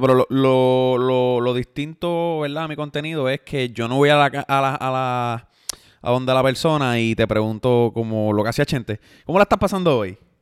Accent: Yauco, Puerto Rico; soy de Yauco, tengo 25 años

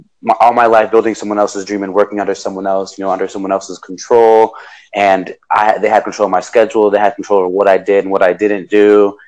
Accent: Dominican Republic; I'm originally from Dominican Republic, so my mom owns some land out there, and she was she's a landlord.

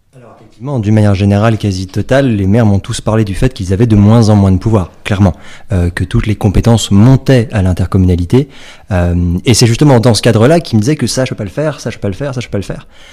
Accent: Paris, Île-de-France, France; moi, je suis parisien

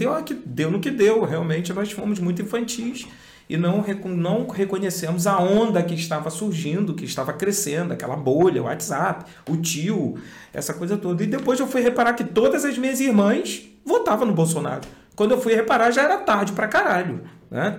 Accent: Cabo Frio, Rio de Janeiro, Brazil; nós somos de Cabo Frio, região dos Lagos, interior do Rio de Janeiro

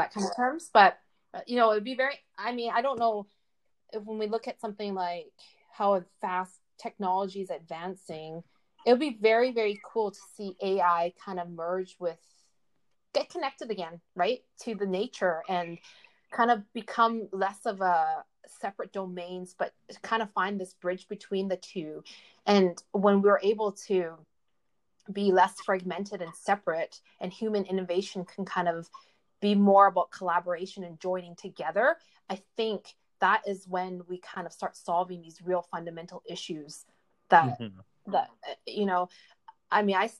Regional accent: Canada; I grew up Chinese, but I was born in Canada here, so North America

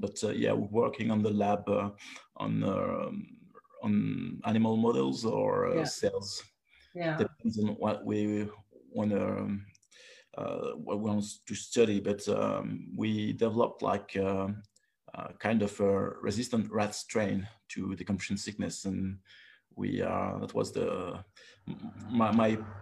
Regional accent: Paris, Île-de-France, France; English is a second language; moved away; also born or lived in Brittany; I grew up in Paris, and I was working in biomedical field at the beginning

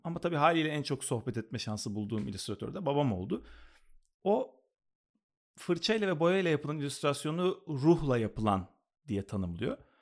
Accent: Istanbul, Turkey; moved away as an adult; now in Los Angeles, United States; bütün çocukluğumu, işte öğrencilik hayatımı, liseyi falan hep oralarda geçirdim. Kadıköy'de geçirdim

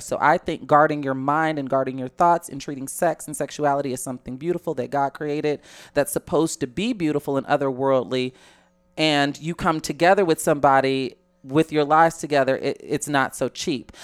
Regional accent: Chicago, Illinois, United States; I'm from Chicago

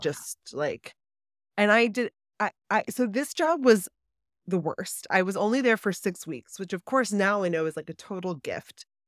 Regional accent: Baltimore, Maryland, United States; also born or lived in New York City; now in New Jersey, United States; I grew up in Baltimore

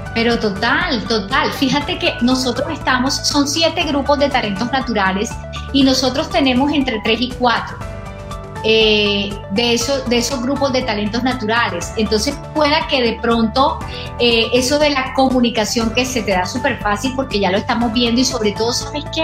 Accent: Barranquilla, Atlántico, Colombia; yo soy costeña, yo soy de la costa de Barranquilla, de Colombia

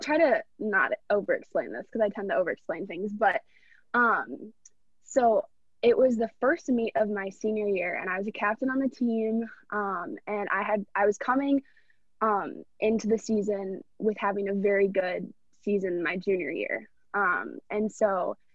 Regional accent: Minnetonka, Minnesota, United States; I'm from Minnetonka, Minnesota, right outside of Minneapolis. I live at home with my parents

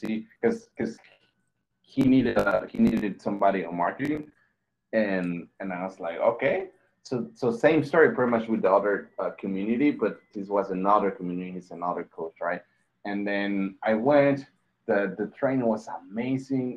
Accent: Mexico; I was born and raised in Mexico

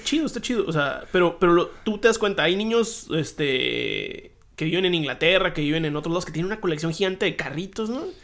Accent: Hermosillo, Sonora, Mexico; now in Tijuana, Mexico; yo nací en Hermosillo, Sonora. Y luego dije, vamos vámonos todavía más al norte, ¿no? Vámonos a Tijuana

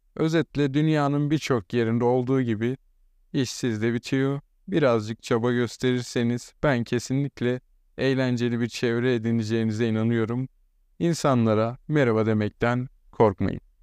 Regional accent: İzmir, Turkey; moved away as an adult; now in Uşak, Turkey; Ben İzmirli biri olarak

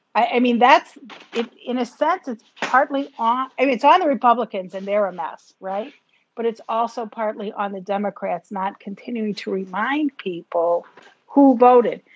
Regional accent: United States; as an American

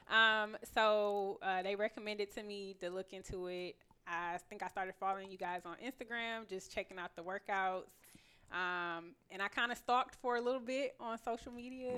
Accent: Flint, Michigan, United States; moved away as an adult; now in Houston, United States; from Flint, Michigan

